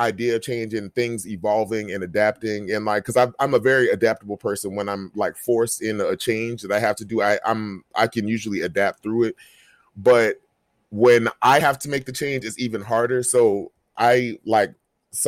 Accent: Jacksonville, Florida, United States; my hometown of Jacksonville

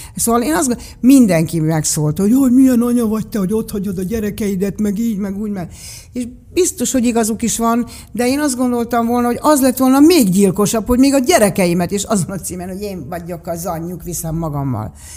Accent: Budapest, Hungary; én igazából Magyarországon születtem, a szüleim érkeztek ide, a születésünk előtt

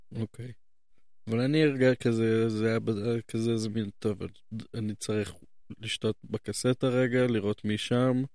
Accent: Jerusalem, Jerusalem District, Israel; אני נולדתי כאן

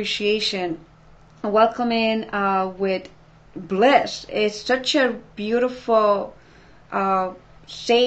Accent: Ecuador; moved away; I'm from Ecuador

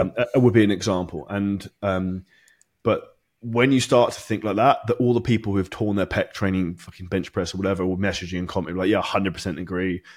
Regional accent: United Kingdom; I'm British

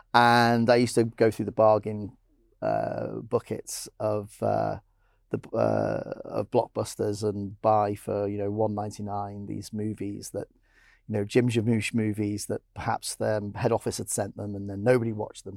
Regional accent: Blackpool, North West England, United Kingdom; I grew up in Blackpool

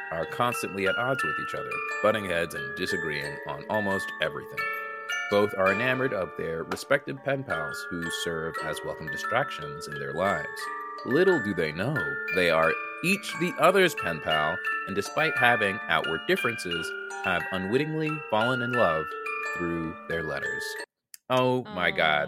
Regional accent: United States; accent: American; My ugly American accent

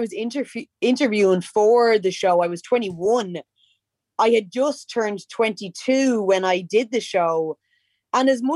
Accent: Dublin, Leinster, Ireland; the vast majority of us were from Tala. I am from Tala.

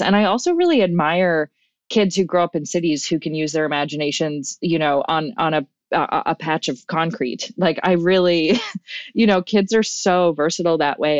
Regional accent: Newfoundland and Labrador, Canada; accent: Newfoundland; now in Vancouver, Canada; my identity as a Newfoundlander

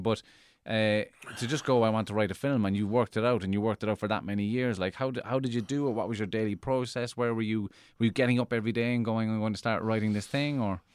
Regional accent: Cork, Munster, Ireland; I grew up in Cork

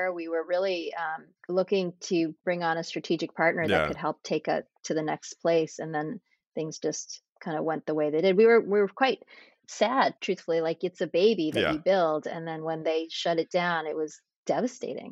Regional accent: Framingham, Massachusetts, United States; moved away as an adult; also born or lived in Pennsylvania / New York / Boston; I grew up in Massachusetts in a suburb called Framingham

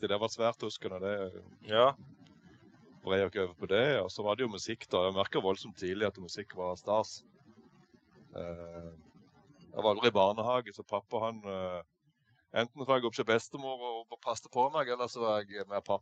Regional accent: Eiken, Agder, Norway; Nei, jeg er oppvokst på en gard oppe i Eiken. Jeg er egentlig ikke fra Lyngdal, jeg er fra Eiken oppe i eh, Indre Agder. Jeg er oppvokst på en gard langt inn i skogen.

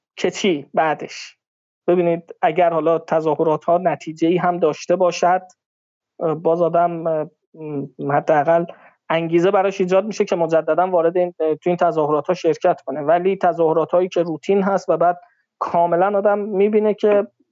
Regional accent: Iran; بنده به عنوان یک ایرانی

